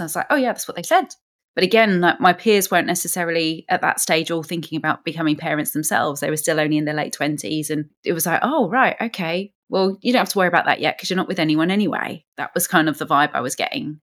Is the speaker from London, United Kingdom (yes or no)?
yes; London, United Kingdom; as a Londoner